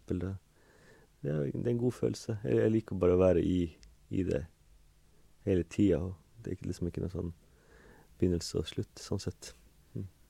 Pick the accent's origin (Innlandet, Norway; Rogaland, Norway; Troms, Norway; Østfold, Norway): Troms, Norway; Kåfjord; jeg kommer fra et småbruk da, med, i, ved sjøen, da, i, ved Kåfjorden, Gaivåtna, der oppe i Nord-Troms